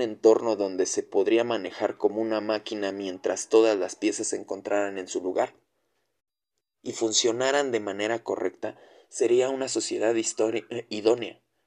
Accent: Mexico; cumplir mi deber como mexicano y buen patriota

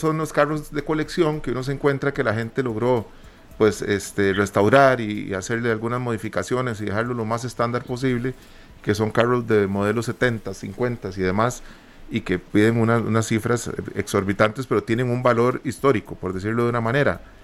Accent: Costa Rica; somos ticos

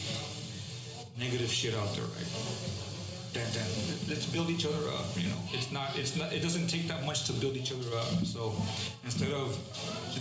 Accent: Los Angeles, California, United States; moved away as an adult; also born or lived in Fontana; now in Upland, United States; growing up in South Central

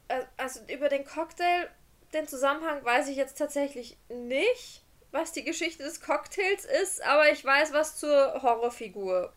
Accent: Austria; Wir sind aus Österreich

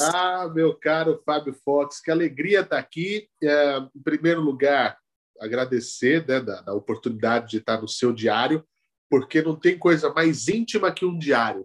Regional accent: Araraquara, São Paulo, Brazil; now in São Paulo, Brazil; Eu nasci em Araraquara, no interior de São Paulo, onde a média é 30.

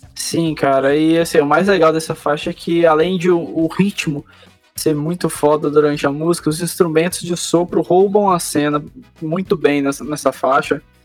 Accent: Minas Gerais, Brazil; eu que sou lá de Minas, eu lembro exatamente, tipo, eu tinha uns 4, 5 anos

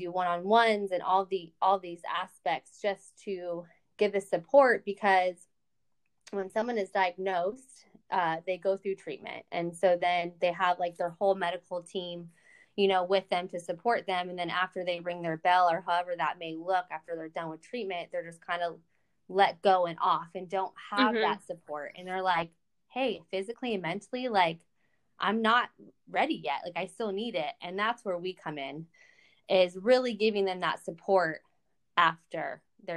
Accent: San Diego, California, United States; moved away as an adult; also born or lived in Louisiana; I'm from California. I'm born and raised in San Diego.

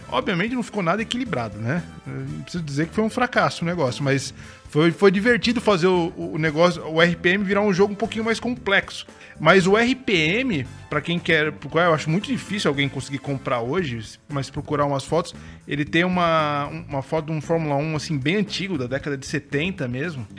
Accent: São Paulo, Brazil; now in Santa Catarina, Brazil; eu sou de São Paulo, né? Eu passei minha infância inteira em São Paulo. Moro em Santa Catarina há muitos anos

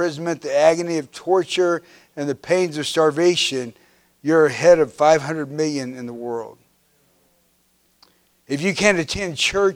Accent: Kansas, United States; I grew up in Kansas

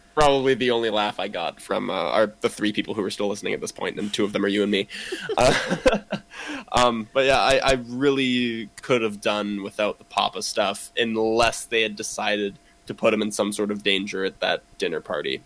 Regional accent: Kamloops, British Columbia, Canada; I grew up in Kamloops

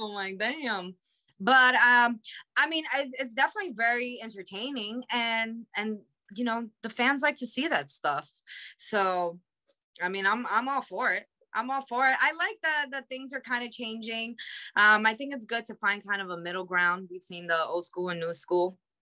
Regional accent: New York City, New York, United States; I'm from Queens

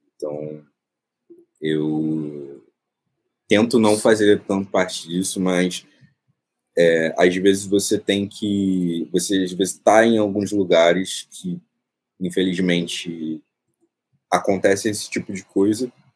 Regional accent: Rio de Janeiro, Brazil; eu nasci no Morro do Urubu, que fica na zona norte do Rio de Janeiro

